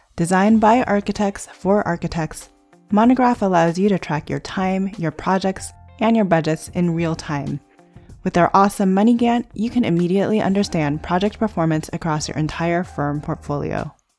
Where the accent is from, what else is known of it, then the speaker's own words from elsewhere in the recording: United States; family raised me, I'm very American